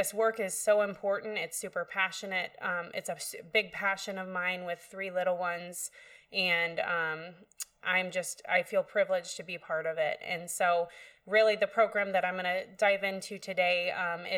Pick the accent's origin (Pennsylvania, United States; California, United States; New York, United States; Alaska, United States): Alaska, United States; Soldotna; moved away as an adult; I am a local, so I was born and raised here in Soldotna.